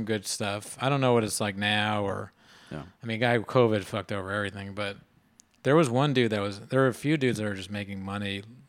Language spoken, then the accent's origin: English; Northern Virginia, United States; moved away; I grew up in Virginia, Northern Virginia is basically East Coast.